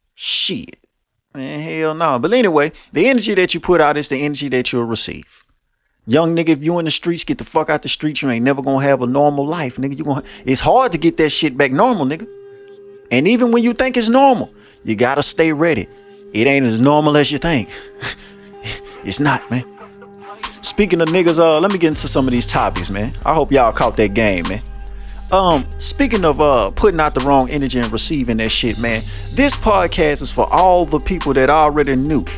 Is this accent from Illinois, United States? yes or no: no; Shreveport, Louisiana, United States; I grew up all over Shreveport